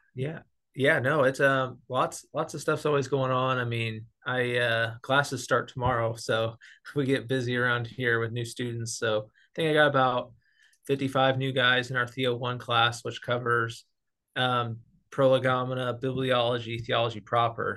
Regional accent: Missouri, United States; I was raised in the Bible Belt, Missouri

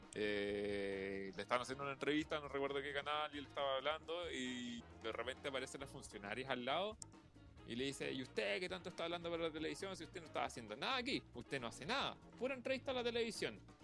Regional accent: Santiago, Santiago Metropolitan Region, Chile; como santiaguino me siento

